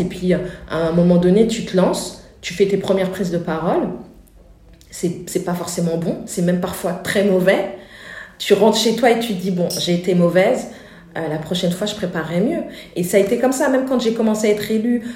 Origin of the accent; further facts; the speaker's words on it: France; les parents sont venus en France et on est né en France. J'ai grandi au Murau